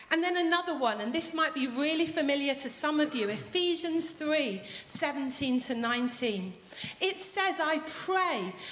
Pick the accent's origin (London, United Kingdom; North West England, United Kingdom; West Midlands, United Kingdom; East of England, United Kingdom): North West England, United Kingdom; Manchester; As you know, I'm from Manchester.